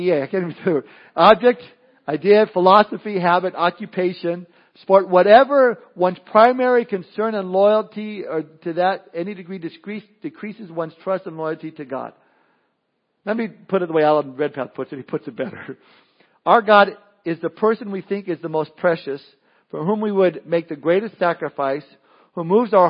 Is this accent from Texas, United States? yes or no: no; Southern California, United States; I remember being a kid growing up in Southern California